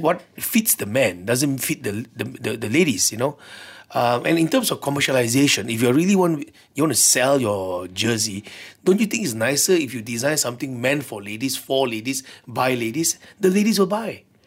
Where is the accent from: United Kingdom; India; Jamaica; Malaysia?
Malaysia; being a Malaysian, I hope change will come here too